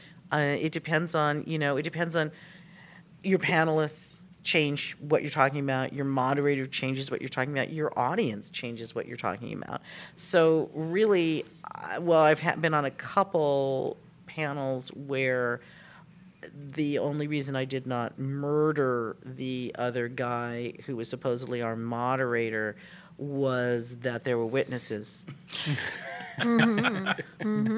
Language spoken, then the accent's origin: English; Southern California, United States; also born or lived in Los Angeles; now in Arizona, United States; We're originally from Southern California